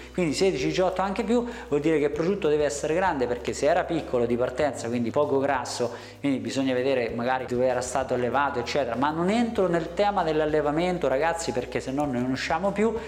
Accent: Italy; noi italiani

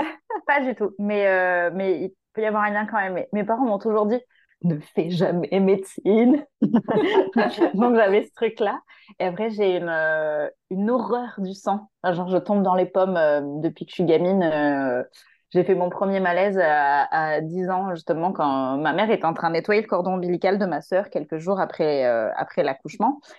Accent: Marseille, Provence-Alpes-Côte d'Azur, France; moved away as an adult; also born or lived in Paris region; moi je suis marseillaise à la base, j'étais partie faire mes études en région parisienne

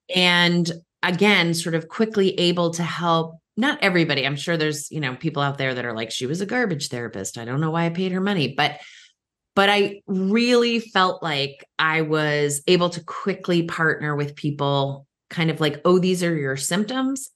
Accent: Cape Cod, Massachusetts, United States; also born or lived in Boston; now in Washington, D.C., United States; I live in the D C area, but I still say I'm from Boston because that was where I was born and where I did all my early years, um, a, actually Cape Cod, uh, specifically

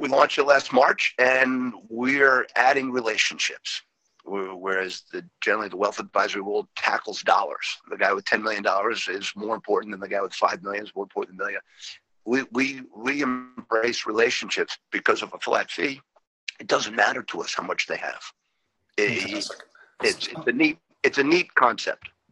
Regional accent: New England, United States; moved away as an adult; now in Northern Virginia, United States; I grew up in the New England area

